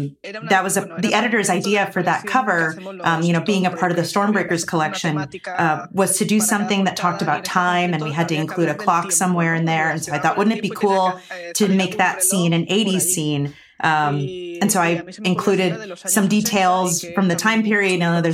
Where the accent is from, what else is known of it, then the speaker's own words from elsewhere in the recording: Spain; It's, you know, I'm from Spain, and that's a thing that maybe isn't a mainstream pose that would be recognizable around the world, but anybody here in Spain would definitely recognize that that's a flamenco pose.